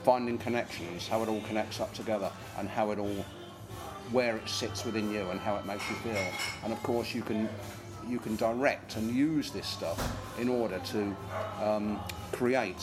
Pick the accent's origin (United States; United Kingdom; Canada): United Kingdom; Northampton, East Midlands; My hometown is Northampton